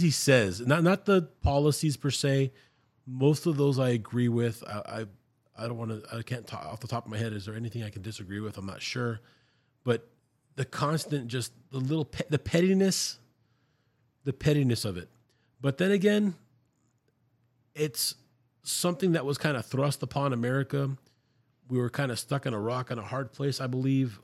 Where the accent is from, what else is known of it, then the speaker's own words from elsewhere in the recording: Brownsville, Texas, United States; we grew up here in Brownsville, Texas